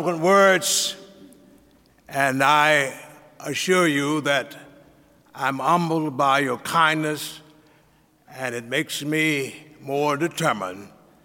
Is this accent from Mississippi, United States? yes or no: yes; Jackson, Mississippi, United States; moved away; I'm from Jackson, Mississippi, and I'm proud of it. Proud that I was born at 128 East Cohee Street in the segregated South.